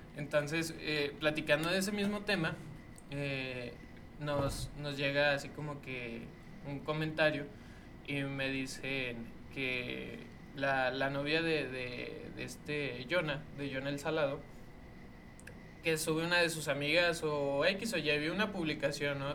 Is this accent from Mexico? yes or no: yes; Mexico; paisa o como mexicano